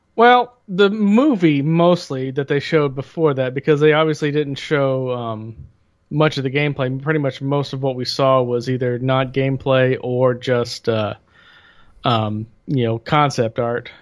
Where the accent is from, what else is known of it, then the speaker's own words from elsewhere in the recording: United States; I am an American